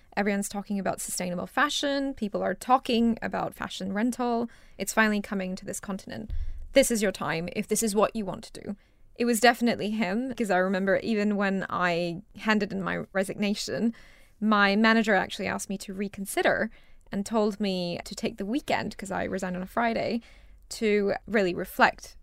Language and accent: English; Singapore; moved away as an adult; also born or lived in Rajasthan, India / United States; now in United Kingdom; I moved to Singapore with my family when I was two and a half years old. and I grew up in Singapore and stayed there, I guess, until university.